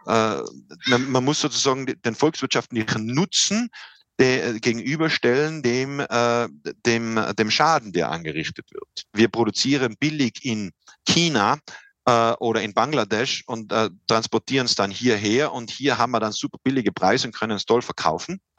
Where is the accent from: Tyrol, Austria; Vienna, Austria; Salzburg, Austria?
Tyrol, Austria; Silz; ist ein, kleiner Moorsee im Tiroler Oberland, äh, ähm, ganz in der Nähe meiner Heimatgemeinde Silz.